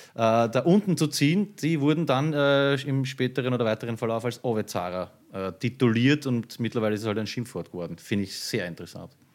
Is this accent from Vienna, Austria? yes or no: yes; Vienna, Austria; bei uns in Floridsdorf